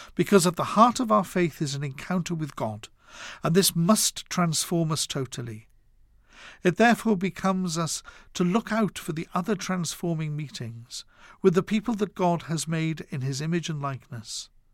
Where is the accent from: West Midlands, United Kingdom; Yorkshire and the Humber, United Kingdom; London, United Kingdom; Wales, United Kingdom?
Wales, United Kingdom; Growing up in Wales